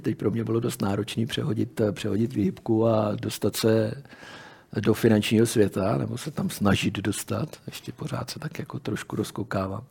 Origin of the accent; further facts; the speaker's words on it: Czechia; my jsme Češi